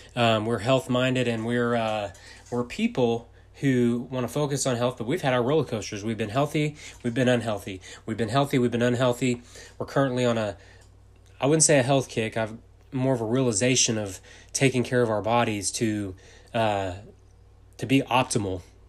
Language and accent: English; Texas, United States; I'm from Texas.